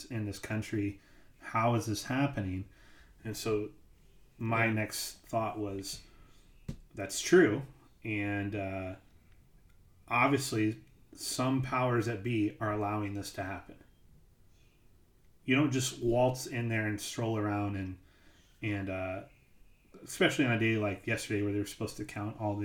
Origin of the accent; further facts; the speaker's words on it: United States; as an American